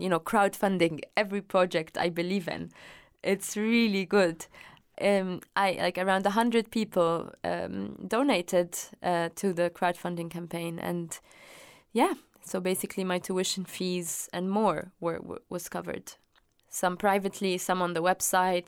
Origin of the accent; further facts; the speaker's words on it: Dubai, United Arab Emirates; I was born in Dubai